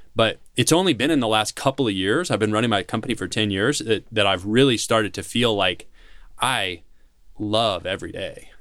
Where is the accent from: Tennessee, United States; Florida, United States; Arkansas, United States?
Tennessee, United States; Nashville; I'm from Tennessee. I'm from Nashville